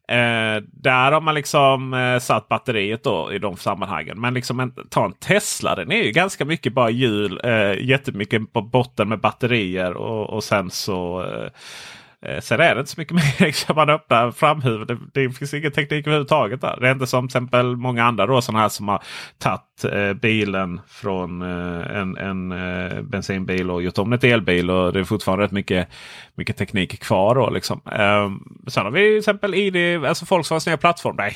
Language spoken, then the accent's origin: Swedish; Stockholm, Stockholm County, Sweden; Som stockholmare var det alltid så man gjorde.